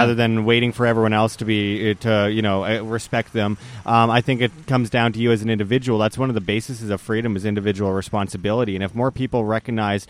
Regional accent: Winnipeg, Manitoba, Canada; moved away; also born or lived in Las Vegas / Mexico; I'm originally from Winnipeg, Canada, but I've been living for a few years in Las Vegas

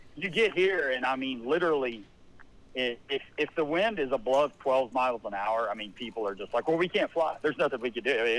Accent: Lubbock, Texas, United States; moved away as an adult; now in Virginia, United States; I grew up in Lubbock, Texas

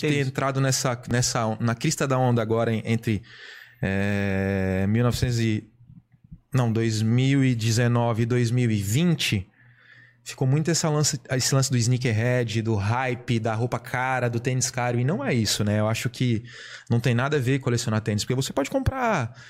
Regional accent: Brasília, Federal District, Brazil; moved away as an adult; now in Blumenau, Brazil; aonde eu nasci, que é em Brasília

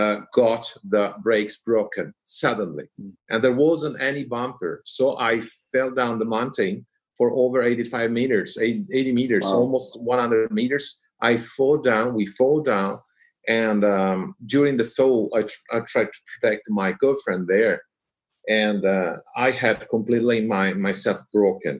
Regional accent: Liguria, Italy; Our house is in another region, is at the seaside. Right. We are from Liguria

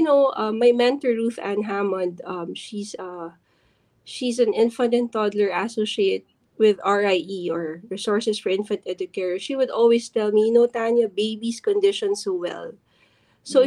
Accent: Philippines; as other Filipino parents

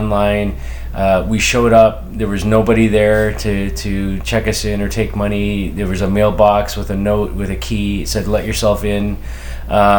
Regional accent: Canada; as a Canadian

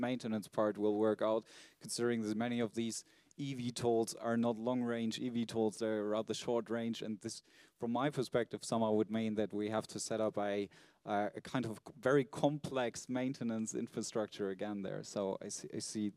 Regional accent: Berlin, Germany; I'm from Berlin

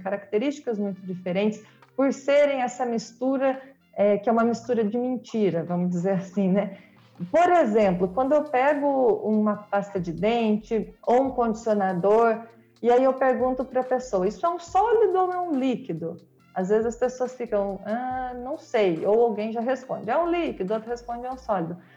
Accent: Mogi Guaçu, São Paulo, Brazil; moved away as an adult; now in Rio de Janeiro, Brazil; Eu sou de Mogi Guaçu, interior de São Paulo

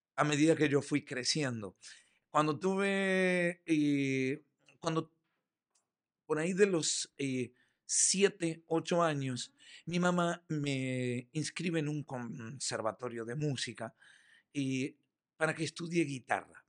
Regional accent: Montevideo, Uruguay; also born or lived in Michoacán, Mexico; now in Yucatán, Mexico; Soy orgullosamente montevideano, uruguayo.

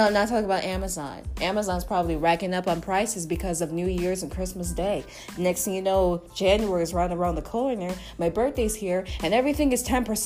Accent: New York City, New York, United States; I'm a New Yorker.

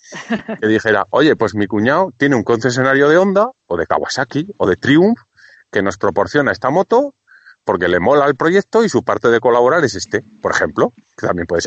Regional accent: Zaragoza, Aragon, Spain; ¿y yo, ¿y yo que soy de Zaragoza qué hago?

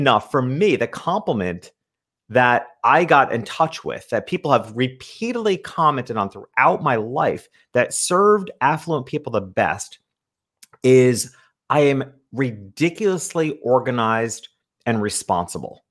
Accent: upstate New York, United States; I grew up in a small country town in upstate New York

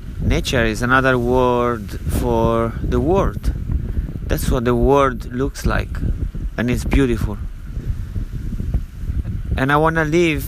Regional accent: Italy; moved away as an adult; also born or lived in London / Ibiza / Barcelona / Miami; I'm from Italy. I lived there for 23 years. Then I moved out

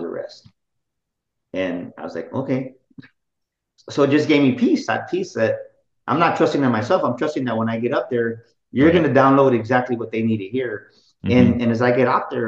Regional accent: San Antonio, Texas, United States; especially me being Mexican, right? I'm from San Antonio

